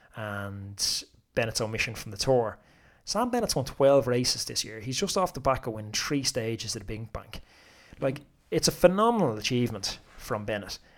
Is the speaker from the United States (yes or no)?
no; Ireland; as an Irishman